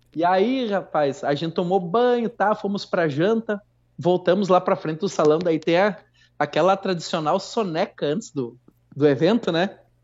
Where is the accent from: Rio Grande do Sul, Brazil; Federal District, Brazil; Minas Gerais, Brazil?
Rio Grande do Sul, Brazil; Santo Ângelo; aqui pela minha cidade, sou de Santo Ângelo